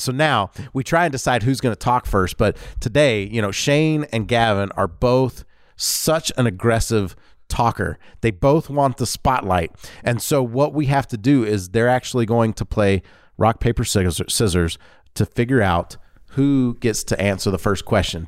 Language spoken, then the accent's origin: English; Louisiana, United States; I grew up in Louisiana